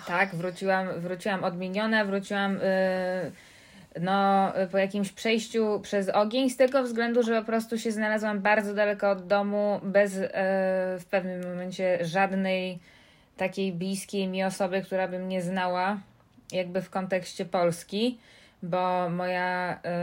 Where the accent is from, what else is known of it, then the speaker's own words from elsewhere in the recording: New York, United States; now in Poland; podróż do miasta mojego dzieciństwa, do Nowego Jorku